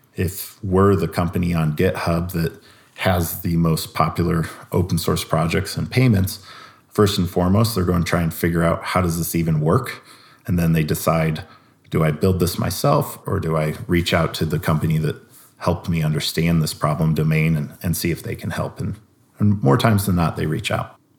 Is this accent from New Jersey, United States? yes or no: no; Iowa, United States; I'm from Iowa